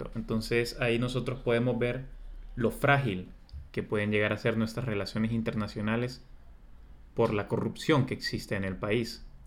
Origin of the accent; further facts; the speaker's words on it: Honduras; nosotros como hondureños